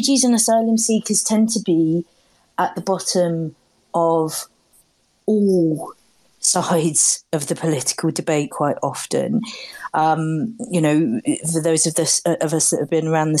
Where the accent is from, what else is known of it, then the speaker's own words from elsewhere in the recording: London, United Kingdom; I grew up in London in the 1980s